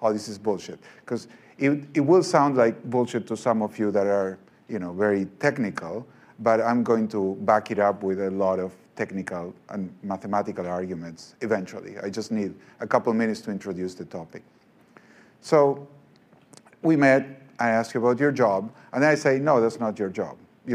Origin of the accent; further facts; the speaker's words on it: Argentina; moved away; I'm from Argentina